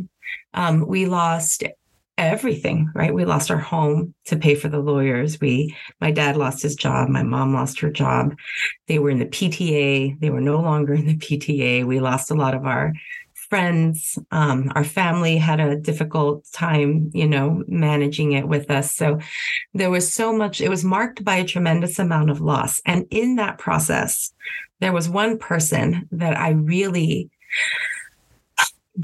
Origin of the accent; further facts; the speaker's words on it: El Paso, Texas, United States; moved away as an adult; also born or lived in Washington, D.C.; now in New York City, United States; I was born and raised in El Paso, Texas